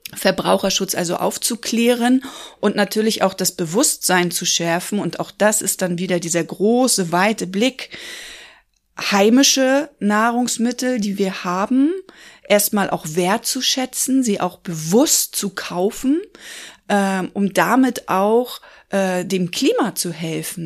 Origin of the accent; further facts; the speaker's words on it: Rostock, Mecklenburg-Vorpommern, Germany; also born or lived in Hamburg; now in Schwerin, Germany; Ich bin gebürtig aus Rostock, habe aber zwischendurch in Hamburg gelebt und lebe jetzt seit ungefähr zehn Jahren in Schwerin